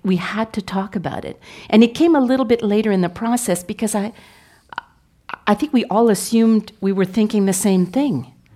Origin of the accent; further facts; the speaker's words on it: Montreal, Quebec, Canada; I was from Montreal, uh, raised, uh, by Franco-Ontarian parents, but I was raised in Quebec.